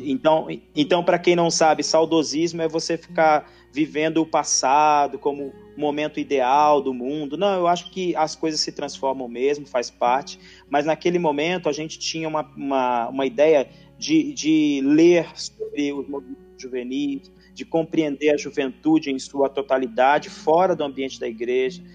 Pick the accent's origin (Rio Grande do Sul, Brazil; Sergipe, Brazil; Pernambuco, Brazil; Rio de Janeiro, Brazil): Rio de Janeiro, Brazil; now in São Paulo, Brazil; eu sou do, do Rio de Janeiro, né? Uhum. E estou em São Paulo desde de 1996